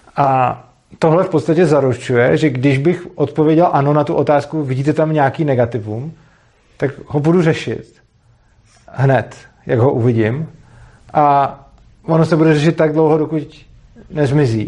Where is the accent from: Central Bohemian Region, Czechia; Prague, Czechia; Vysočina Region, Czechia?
Prague, Czechia; který jsem z Prahy